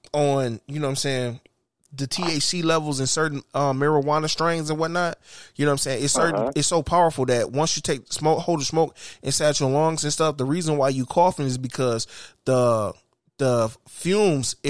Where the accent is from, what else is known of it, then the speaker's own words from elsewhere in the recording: Detroit, Michigan, United States; We grew up on the West Side